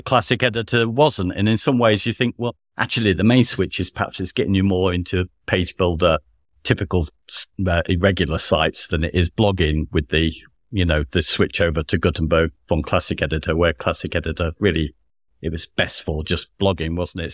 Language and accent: English; United Kingdom; we're both British